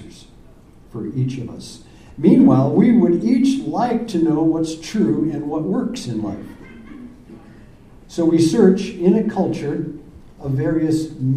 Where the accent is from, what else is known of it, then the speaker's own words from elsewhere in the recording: Ashland, United States; I'm from out of town. I'm from Ashland.